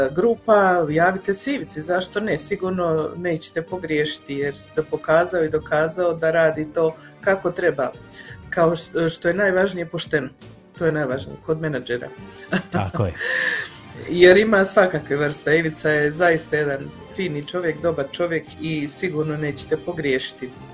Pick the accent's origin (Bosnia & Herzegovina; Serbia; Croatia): Bosnia & Herzegovina; Mostar, Federation of Bosnia and Herzegovina; now in Calgary, Canada; kod nas u Mostaru